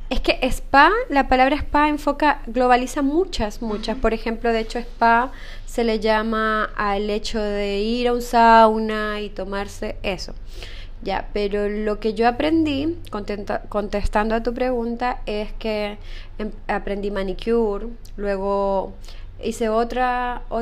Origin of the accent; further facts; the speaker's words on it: Ecuador; moved away as an adult; now in Chile; Soy de Ecuador, correcto, sí.